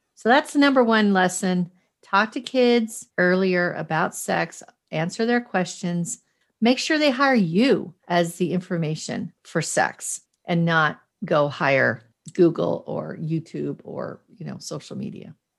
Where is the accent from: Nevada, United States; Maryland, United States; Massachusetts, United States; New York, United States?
Massachusetts, United States; Boston; also born or lived in Cheyenne, Wyoming; I was raised in two different weird places, not weird, but, like, Boston, Massachusetts, and Cheyenne, Wyoming